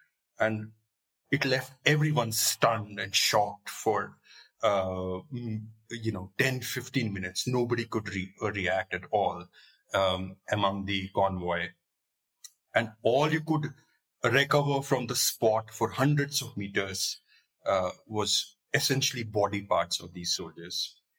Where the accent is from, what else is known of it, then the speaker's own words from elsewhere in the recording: Jammu and Kashmir, India; I'm from Kashmir